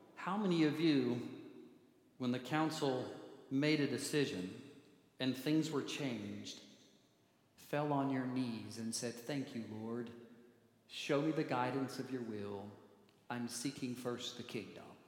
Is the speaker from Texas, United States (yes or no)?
no; Manitou Springs, Colorado, United States; I grew up near Manitou Springs, right down the street, Garden of the Gods